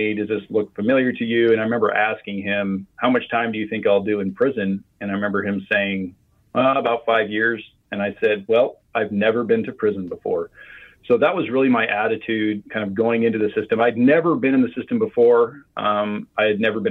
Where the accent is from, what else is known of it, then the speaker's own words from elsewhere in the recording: Midwest, United States; I grew up in the Midwest